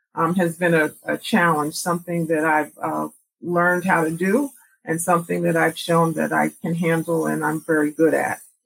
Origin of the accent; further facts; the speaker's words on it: New York, United States; also born or lived in Jamaica, Queens; I grew up in New York